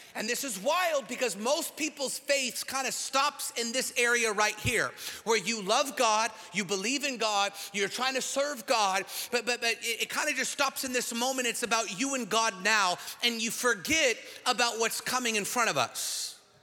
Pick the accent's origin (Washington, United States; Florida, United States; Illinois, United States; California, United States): Washington, United States; now in Texas, United States; my home state of Washington, where I'm from